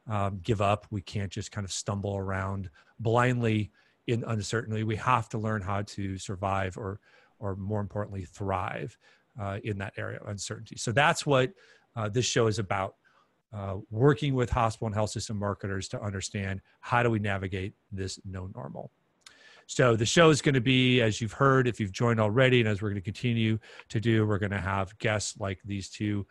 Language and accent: English; Minneapolis–Saint Paul, Minnesota, United States; here in my hometown of the Twin Cities, Minnesota